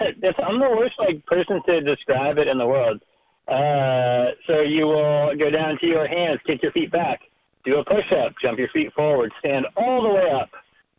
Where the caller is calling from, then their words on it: Asheville, North Carolina, United States; Asheville, North Carolina, the western part of North Carolina.